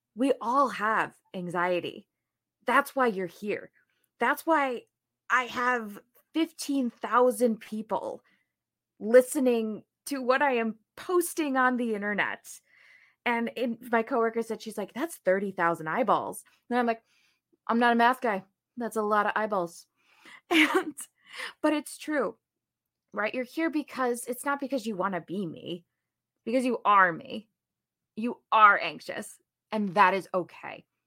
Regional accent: New Jersey, United States; moved away as an adult; also born or lived in Saint Louis; now in Chicago, United States; I grew up in New Jersey

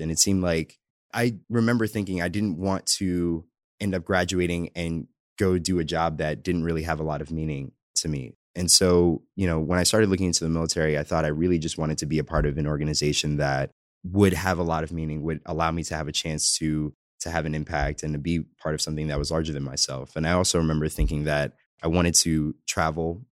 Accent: New York City, New York, United States; moved away; I'm originally from the Bronx in New York. Pretty much, uh, born and raised there

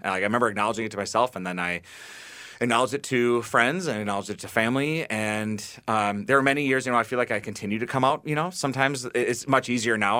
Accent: Bloomington, Minnesota, United States; I grew up in Bloomington, so not too far, and now I live in South Minneapolis

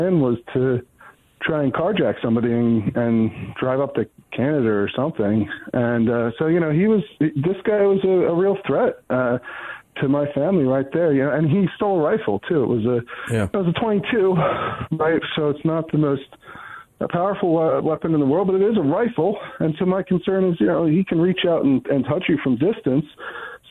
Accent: Downingtown, Pennsylvania, United States; I'm from Chester County, Pennsylvania. I grew up in Downingtown

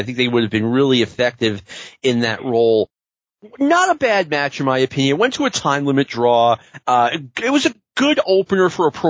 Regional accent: New York City, New York, United States; It reminds me of growing up in Queens.

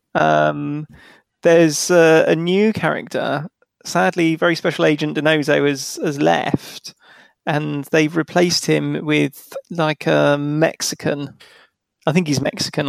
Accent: Liverpool, North West England, United Kingdom; accent: Liverpool; my, my Liverpool accent

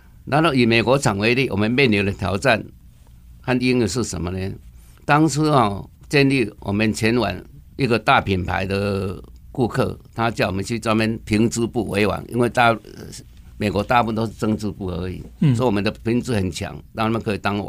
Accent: Taiwan; 不像我们台湾人都是我们做 giver 啊

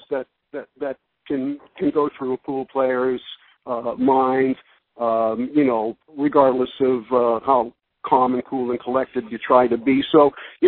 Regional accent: United States; I'm an American.

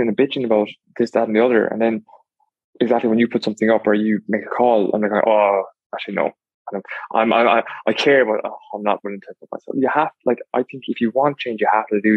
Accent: Ireland; moved away as an adult; also born or lived in Dublin; now in Australia; we're Irish, we immigrate.

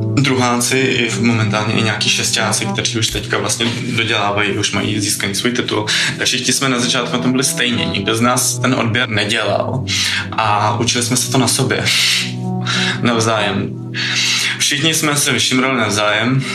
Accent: Prague, Czechia; jsem z Prahy

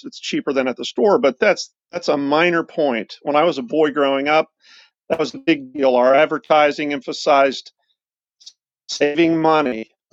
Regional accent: Central Ohio, United States; Lynd Fruit Farm has been in Central Ohio for just over 100 years.

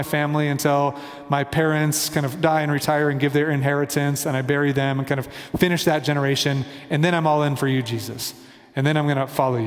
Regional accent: Kansas City, United States; now in Denver, United States; I'm from Kansas City, my family's in Kansas City, I'm in Denver

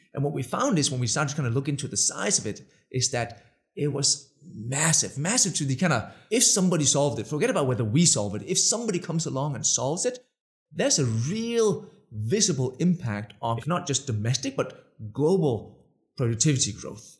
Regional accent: Denmark; English is a second language; moved away as an adult; also born or lived in Budapest, Hungary / New York, United States; the funny accent? I'm Danish.

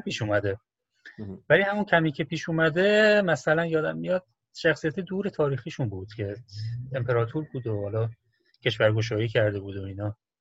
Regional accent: Iran; also born or lived in China; now in Hong Kong; جواب میدی که ایرانی هستم

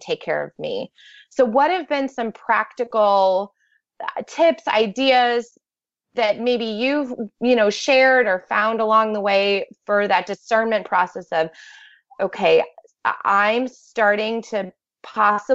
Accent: Rochester, New York, United States; I grew up in Rochester

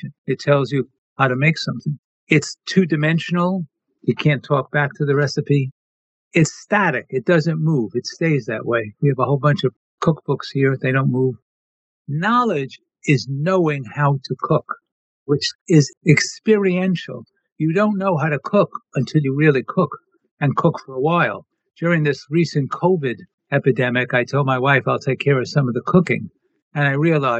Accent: New York City, New York, United States; growing up in Brooklyn, New York

